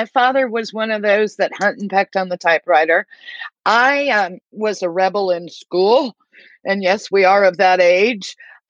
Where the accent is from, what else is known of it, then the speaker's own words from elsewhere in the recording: Southern California, United States; moved away as an adult; also born or lived in Newport Beach, California / Costa Mesa, California; now in Bentonville, United States; I grew up in Southern California, Valley area, eventually moved down to the Newport, Costa Mesa beach area, always been a beach girl, Southern California, and here I am in Northwest Arkansas.